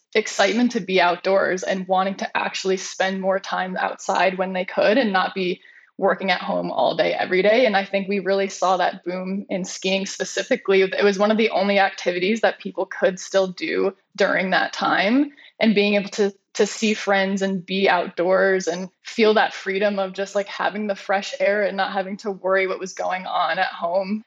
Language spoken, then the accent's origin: English; East Coast, United States; I grew up on the East Coast